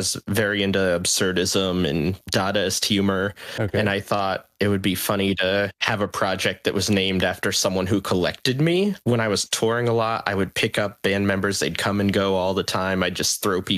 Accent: Tannersville, Pennsylvania, United States; I grew up in the Pocono Mountains of Pennsylvania in a tiny little town called Tannersville

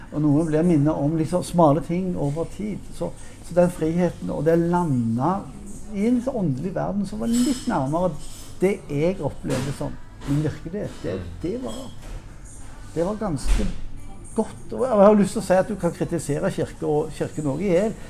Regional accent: Western Norway, Norway; jeg er på, fra Vestlandet

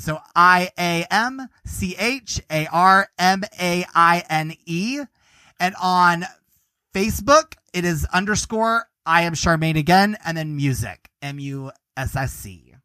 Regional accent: Nashville, Tennessee, United States; moved away as an adult; now in Chicago, United States; I'm from Nashville and he was living in Toronto when we met, and now we live in Chicago.

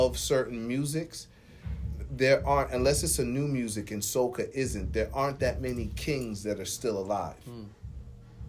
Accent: Bucks County, Pennsylvania, United States; moved away as an adult; also born or lived in Bronx, New York / Baltimore, Maryland / Jamaica (ancestry); now in Wilmington, United States; that's where I was born in New York. Spent my summers in Jamaica, a couple of them in North Carolina, and then I moved to a place called Bucks County, Pennsylvania

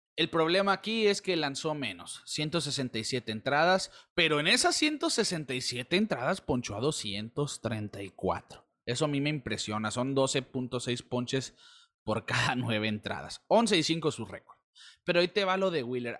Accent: Mexico; de nuestra sangre, la mexicana

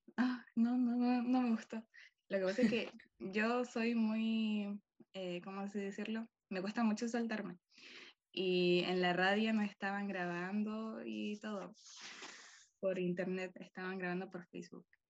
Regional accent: Chile; soy de Chile

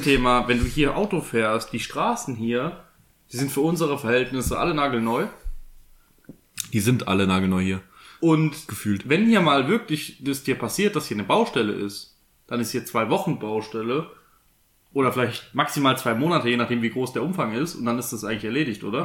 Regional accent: Southern Germany, Germany; bei uns im Süden

